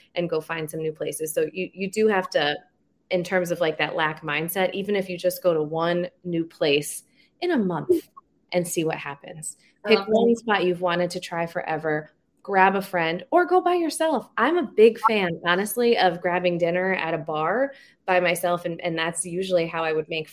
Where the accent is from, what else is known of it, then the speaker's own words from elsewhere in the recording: Schenectady, New York, United States; I grew up in Schenectady